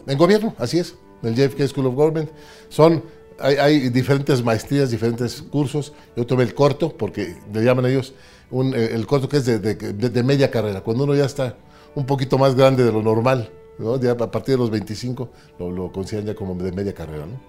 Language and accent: Spanish; Mexico City, Mexico; born or raised there; also born or lived in Ciudad Victoria, Tamaulipas